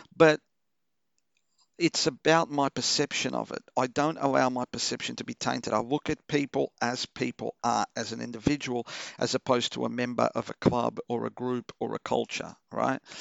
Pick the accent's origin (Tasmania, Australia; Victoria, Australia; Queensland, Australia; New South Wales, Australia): Victoria, Australia; Melbourne; English is a second language; also born or lived in Portugal; I grew up in Chelsea, you know, one of the whitest fucking neighborhoods ever.